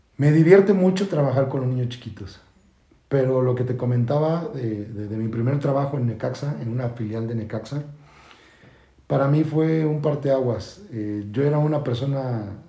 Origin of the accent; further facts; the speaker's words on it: Mexico City, Mexico; moved away as an adult; now in Querétaro, Mexico; Soy nacido de la Ciudad de México y emigrado desde hace 14 años aquí en la ciudad de Querétaro